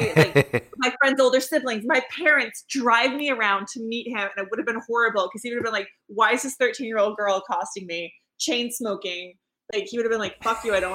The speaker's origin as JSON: {"language": "English", "region": "Alaska", "country": "United States", "tie": "born or raised there", "moved": "yes", "said": "a lot of that place was filmed in my hometown"}